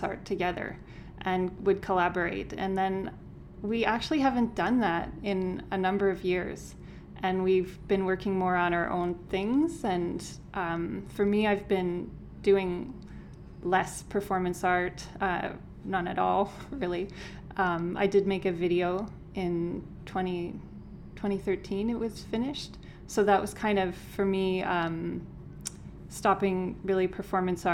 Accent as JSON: {"language": "English", "town": "Owen Sound", "region": "Ontario", "country": "Canada", "also_born_or_lived": "Montreal", "moved": "as an adult", "lives_now": "Saskatoon, Canada", "said": "I'm from near Owen Sound, Ontario, which is Lake Huron area, north of Toronto."}